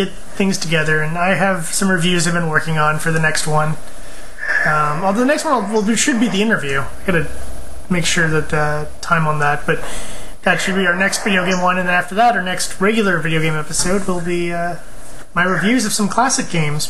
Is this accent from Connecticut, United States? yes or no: no; California, United States; I like the Clippers because I'm from Orange County, like most Orange County people